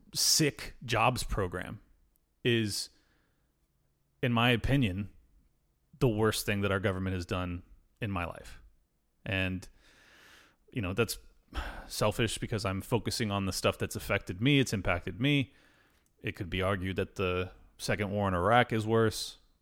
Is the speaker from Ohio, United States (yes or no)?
no; El Cajon, California, United States; that's my hometown